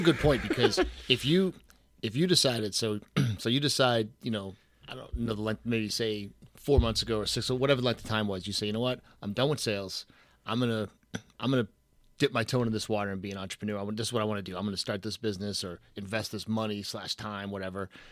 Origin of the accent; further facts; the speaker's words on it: Boston, Massachusetts, United States; I'm from the Boston area